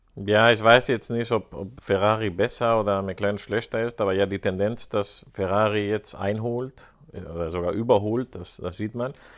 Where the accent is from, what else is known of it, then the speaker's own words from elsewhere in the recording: Spain; als Spanier